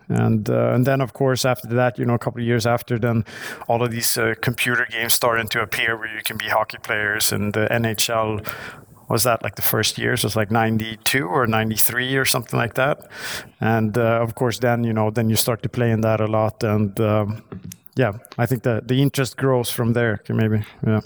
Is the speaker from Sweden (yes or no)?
yes; Stockholm, Stockholm County, Sweden; I grew up in, uh, Stockholm. I'm right outside of Stockholm.